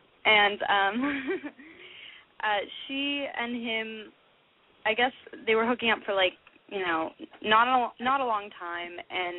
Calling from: Los Angeles, California, United States; I'm 18 from Los Angeles.

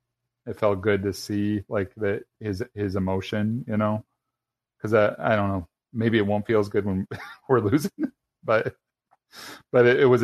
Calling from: Arizona, United States; I'm calling from Arizona.

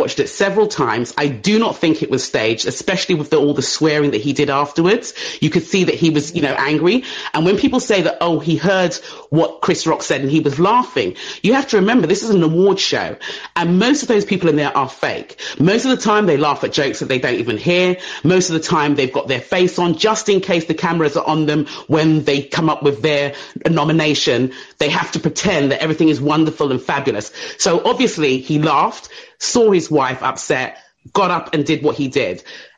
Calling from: England, United Kingdom; I'm calling from England.

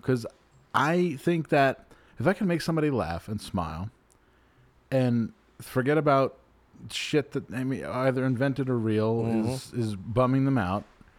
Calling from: Buffalo, New York, United States; I'm calling from Buffalo. I just wanted to say in your face.

